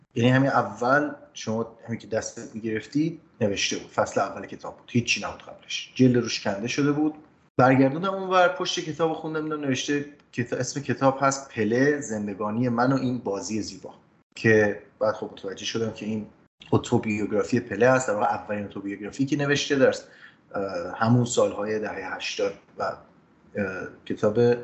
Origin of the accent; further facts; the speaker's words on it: Ramsar, Mazandaran, Iran; ما خب کودکی توی رامسر زندگی میکردیم شهرستان رامسر در شمال ایران